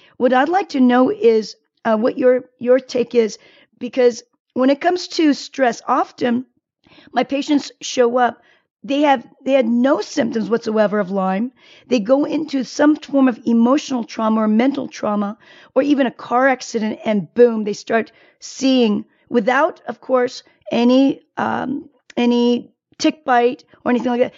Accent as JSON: {"language": "English", "country": "South Korea", "tie": "born or raised there", "moved": "yes", "said": "I was born in Korea"}